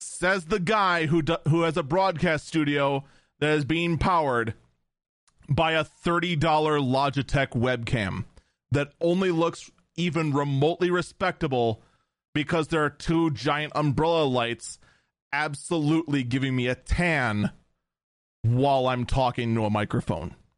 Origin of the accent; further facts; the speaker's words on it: Wisconsin, United States; in my home state of Wisconsin